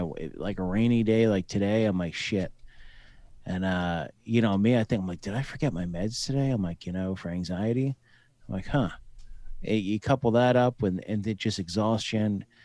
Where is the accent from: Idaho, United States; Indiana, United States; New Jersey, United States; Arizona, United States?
New Jersey, United States; moved away as an adult; also born or lived in Colorado / Fort Hood, Texas / Owatonna, Minnesota / Mankato, Minnesota; I'm from New Jersey originally